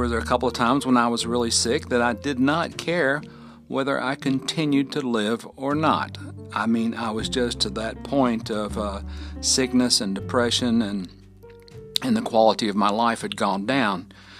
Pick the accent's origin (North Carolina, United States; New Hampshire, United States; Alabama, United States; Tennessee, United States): Alabama, United States; Fort Payne; living right here in my hometown of Fort Payne, Alabama, at the foot of Lookout Mountain